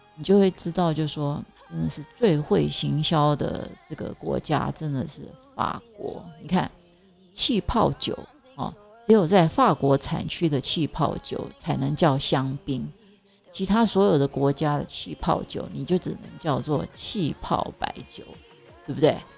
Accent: Zhudong, Hsinchu County, Taiwan; also born or lived in Taipei; 所以就把我送到 呃，新竹竹东，哦，我们是客家人

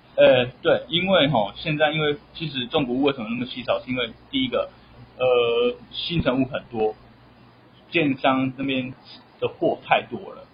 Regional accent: Taiwan; 我们台湾人

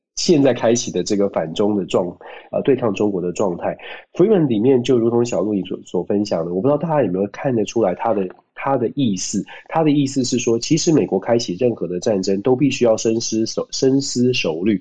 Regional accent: Taiwan; 我们台湾人民

